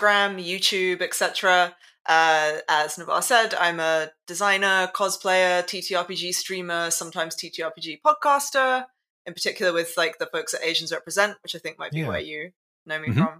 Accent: London, United Kingdom; In London. Born and raised Londoner.

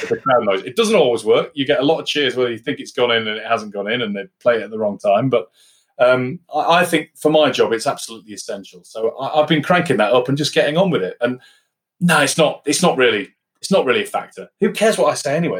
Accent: Yorkshire and the Humber, United Kingdom; I'm a Yorkshireman

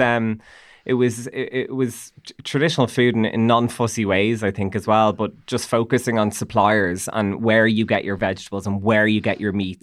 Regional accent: Dublin, Leinster, Ireland; I'm from Nucgrove

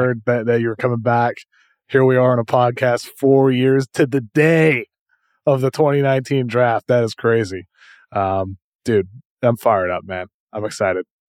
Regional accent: Massachusetts, United States; moved away as an adult; now in Los Angeles, United States; Growing up in Massachusetts, my whole life, I had, had that for twenty-seven years before I moved to L

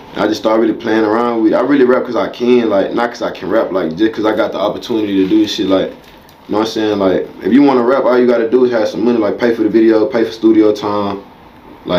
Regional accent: Houston, Texas, United States; I'm from Houston, Texas.

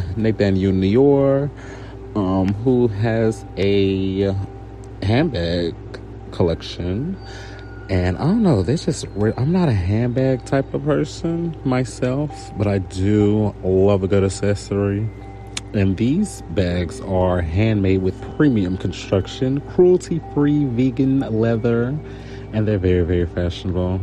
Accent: Houston, Texas, United States; accent: Houston; my Houston accent

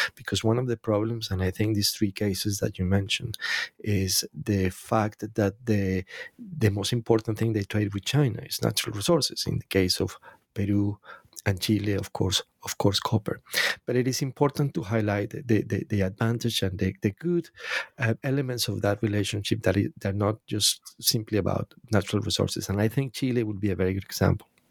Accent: Colombia; I'm Latin American, by the way, I'm from Colombia

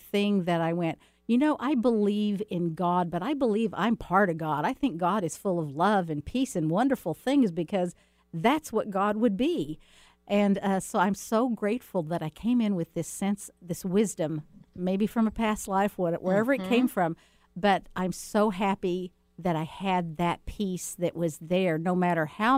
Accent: Texas, United States; also born or lived in Alabama / Deep South; I was born in the South, born in Alabama, raised in Texas, but I did spend quite a bit of time in the Deep South

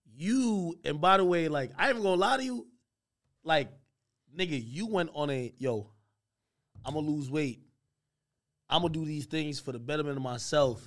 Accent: New Jersey, United States; I am from Jersey

